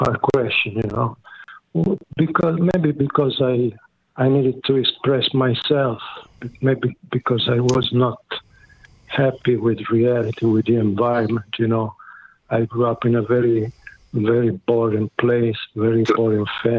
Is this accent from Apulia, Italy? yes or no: yes; near Taranto, Apulia, Italy; I was raised in near Taranto, in the south of Italy. The name of the region is Puglia